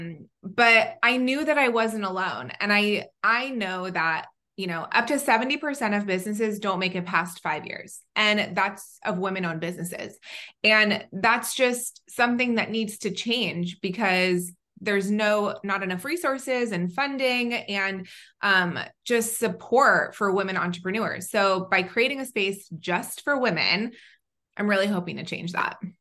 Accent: Southern California, United States; also born or lived in Israel / North Carolina; I grew up in Southern California where I'm back

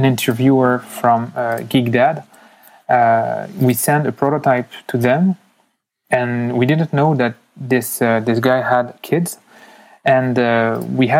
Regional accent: France; accent: French; moved away as an adult; also born or lived in United States; now in Canada; I was born in the U.S., I left. I know my accent sounds really French, but I have the explanation for that. So I was in the U.S. My mother went back to France when I was 4. So I spent 15 years in France, and now I've been living in Canada since 15 years too.

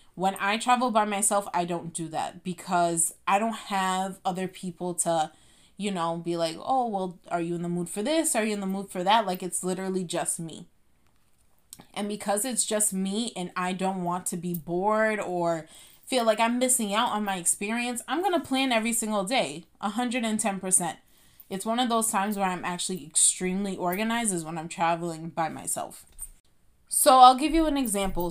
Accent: Boston, Massachusetts, United States; I'm from Boston

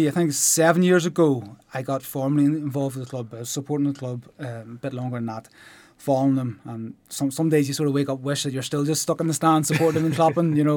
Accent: Ballynahinch, Northern Ireland, United Kingdom; moved away as an adult; now in Warrenpoint, United Kingdom; I grew up in Ballinahinch

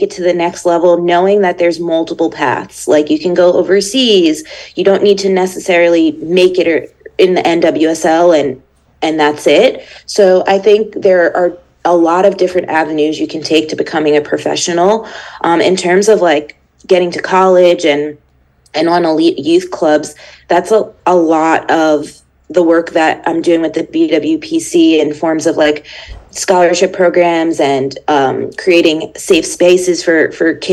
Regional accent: Long Island, New York, United States; moved away; growing up on Long Island

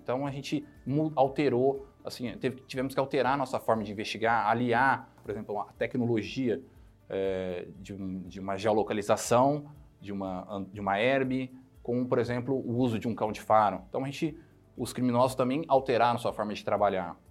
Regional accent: Ribeirão Preto, São Paulo, Brazil; now in Ribeirão Preto, Brazil; Depois fui para Ribeirão Preto, minha cidade é onde eu nasci, fui criado e nasci

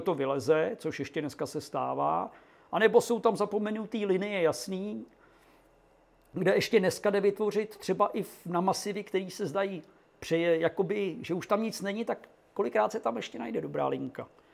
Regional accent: Czechia

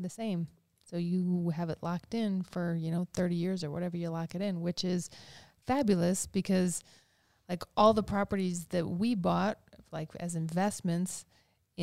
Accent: Madison, United States; I was from Madison.

